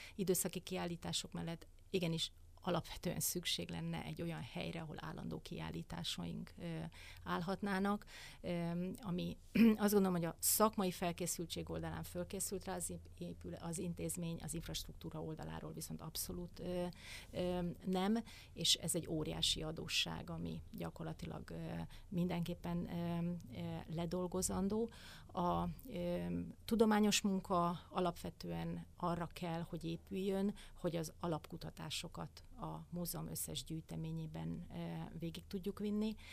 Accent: Hungary; mi magyarok

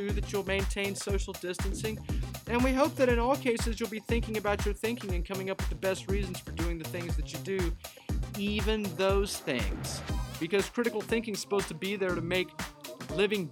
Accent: United States; being American, of being English speakers

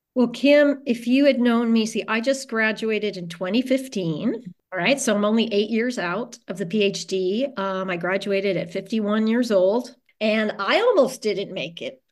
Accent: California, United States; moved away; also born or lived in New Orleans; I'm a Californian by birth

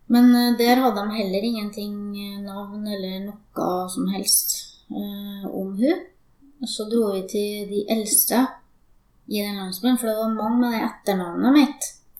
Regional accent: Steinkjer, Trøndelag, Norway; also born or lived in Sri Lanka / Finnmark; jeg er fra Steinkjer, så det er der jeg er oppvokst.

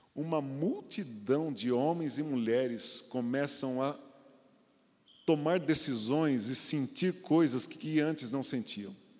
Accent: Brazil; somos brasileiros como cidadãos

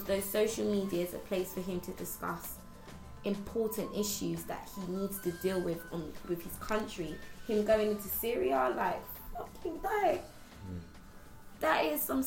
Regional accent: Ghana; now in United Kingdom; I'm Ghanaian

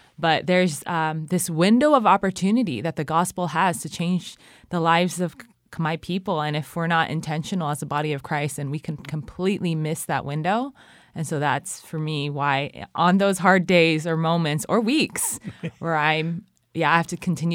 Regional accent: California, United States; now in Cambodia; I mean, I'm from California, Garth is from Washington, but we grew up in really, just a really loving environment.

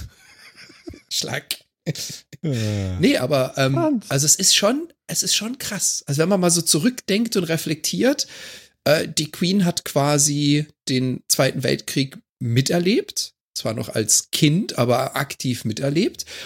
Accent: Germany; now in Canada; als Deutscher, der in Kanada lebt

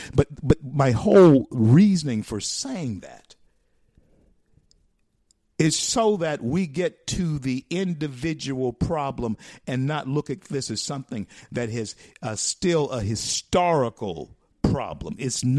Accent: the South, United States; because I grew up in the South.

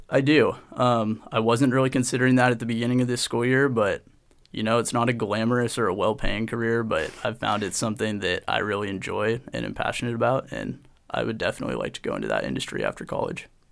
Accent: Portland, Oregon, United States; I grew up in Portland, Oregon

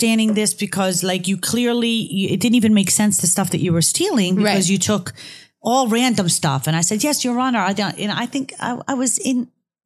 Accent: Cherry Hill, New Jersey, United States; also born or lived in Israel; I grew up in Cherry Hill, New Jersey.

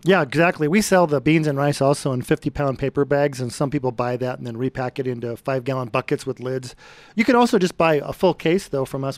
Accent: Brighton, Colorado, United States; I grew up in Brighton on a farm

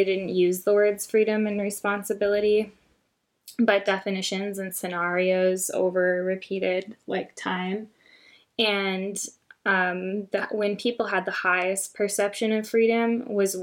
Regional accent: United States; as an American, and obviously I've never lived any experience other than being an American

